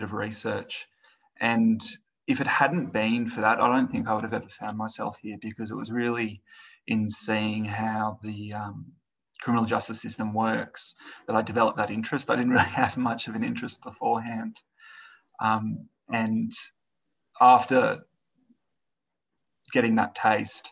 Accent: Sydney, New South Wales, Australia; moved away as an adult; now in Moree, Australia; I grew up in Sydney

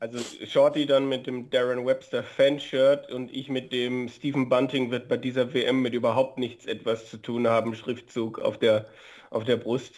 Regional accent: Germany; bei uns in Deutschland

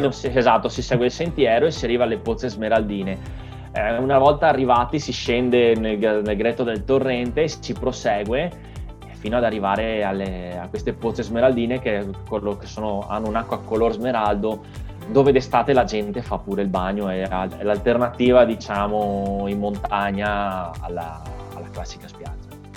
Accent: Caorle, Veneto, Italy; now in San Donà di Piave, Italy; sono originario di Caorle, sulla costa, eh, sulla costa adriatica, ma abito a Sandona di Piave

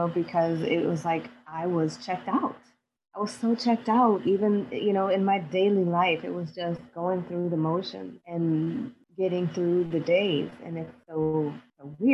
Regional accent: New Orleans, Louisiana, United States; I'm from New Orleans, Louisiana

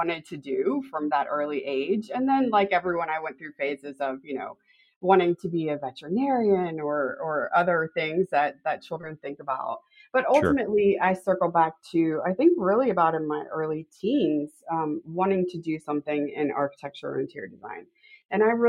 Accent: Florida, United States; I grew up in Florida, actually

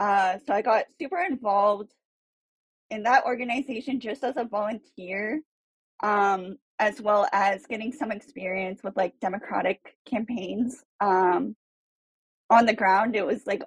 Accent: Cupertino, California, United States; also born or lived in San Francisco; I'm from Cupertino, California, and I am now working at a political consulting firm in San Francisco

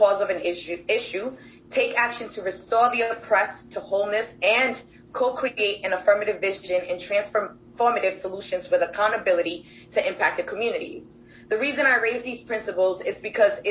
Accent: Providence, Rhode Island, United States; I grew up in Providence, and I attended and graduated from Classical High School

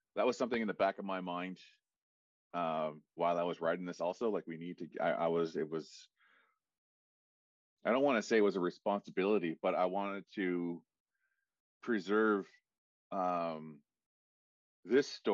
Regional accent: Listuguj, Quebec, Canada; moved away as an adult; also born or lived in Ottawa; I'm from Listuguj

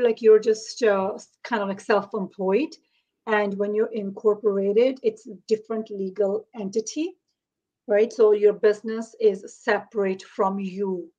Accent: India; now in Toronto, Canada; I am from Toronto, Ontario in Canada, but originally I'm from India

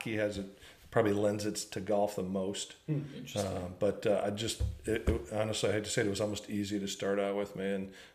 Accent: Minnesota, United States; I grew up actually in Minnesota

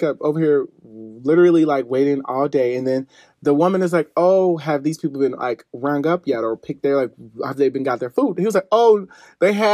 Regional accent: Midwest, United States; I am from the Midwest

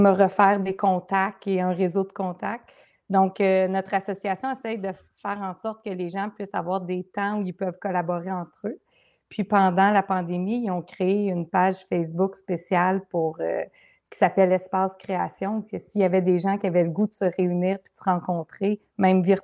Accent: Gatineau, Quebec, Canada; Je viens de Gatineau.

